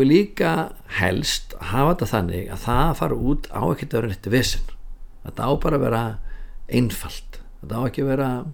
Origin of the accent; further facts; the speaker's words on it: Reykjavík, Capital Region, Iceland; ég er úr Forsóinum í Reykjavík